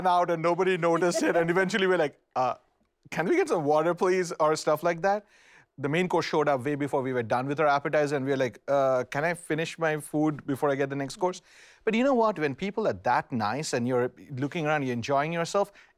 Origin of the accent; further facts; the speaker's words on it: India; I'm Indian